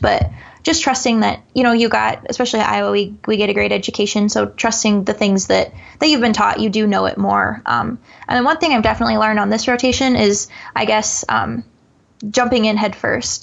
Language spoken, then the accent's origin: English; Eastern Iowa, United States; I'm obviously from Eastern Iowa, so a lot of my family's back there.